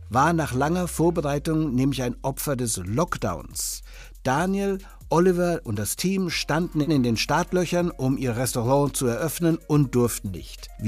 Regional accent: Bavaria, Germany; Und als Franke, der mit Leberkäse groß wurde, kann ich nur sagen

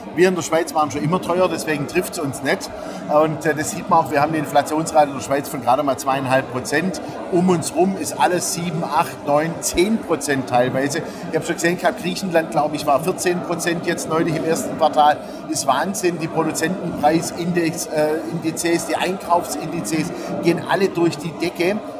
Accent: Stuttgart, Baden-Württemberg, Germany; moved away; Stuttgart ist äh, meine Geburtsstadt, ja, habe ich ja auch lange, lange genug gelebt und ähm, jetzt immer wieder schön mal heimzukommen

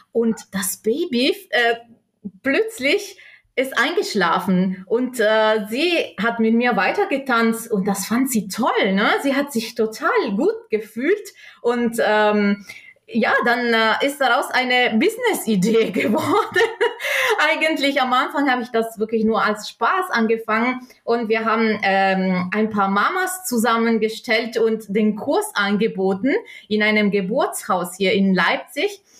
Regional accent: South Tyrol, Trentino-Alto Adige, Italy; moved away as an adult; now in Germany; Ich bin gebürtige Italienerin aus Südtirol ähm, wohne in Deutschland seit ungefähr zehn Jahren

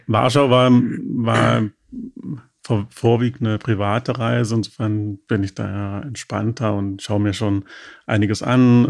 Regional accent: Dresden, Saxony, Germany; moved away as an adult; now in Berlin, Germany; ich lebe seit 1993 in Berlin. Äh, davor komme ich äh, aus Sachsen, mhm. habe in Dresden Abitur gemacht

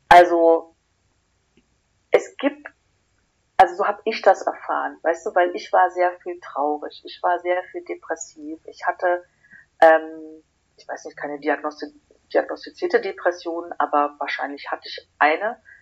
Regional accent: Berlin, Germany; ich bin gebürtige Berlinerin

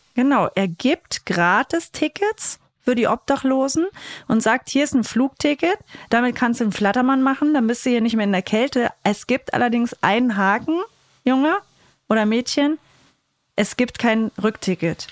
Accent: East Germany, Germany; wir sind Ossis

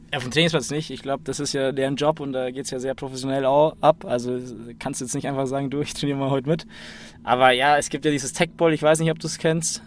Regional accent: Munich, Bavaria, Germany; ich bin in München geboren.

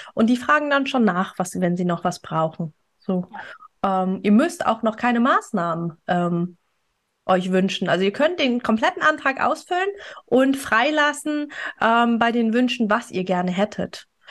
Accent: Germany; hier bei uns in Deutschland

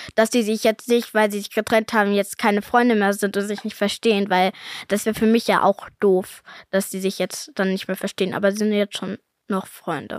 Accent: Cologne, North Rhine-Westphalia, Germany; weil ich ja hier in Köln lebe, seit ich geboren bin

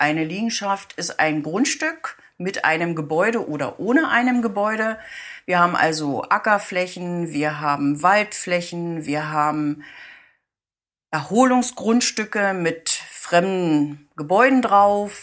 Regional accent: Guben, Brandenburg, Germany; moved away as an adult; now in Oranienburg, Germany; ich bin eine gebürtige Gubnerin

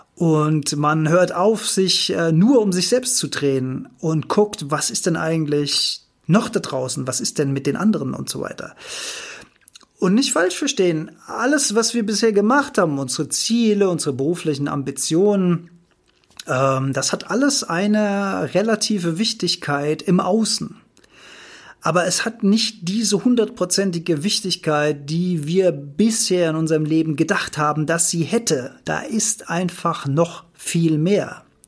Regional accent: Rhineland-Palatinate, Germany; Ich bin Rheinland-Pfälzer.

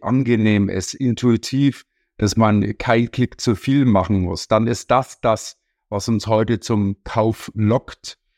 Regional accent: Munich, Bavaria, Germany; Ich komme aus München

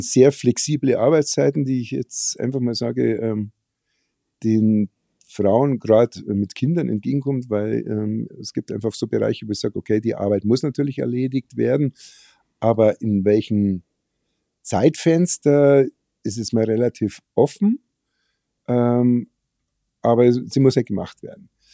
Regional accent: Germany; bei uns in Deutschland

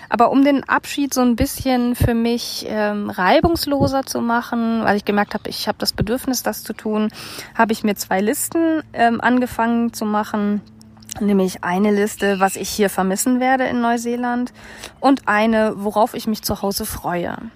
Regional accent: Germany; dass meine Heimat einfach Deutschland ist und das ist vollkommen in Ordnung.

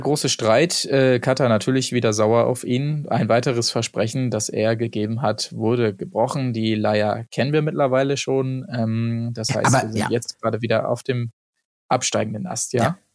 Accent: Hamburg, Germany; wir sind halt auch Hamburger

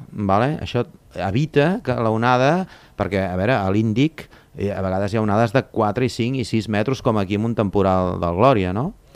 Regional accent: Torredembarra, Catalonia, Spain; sóc de Torre d'Embarra tinc allà un centre de busseig

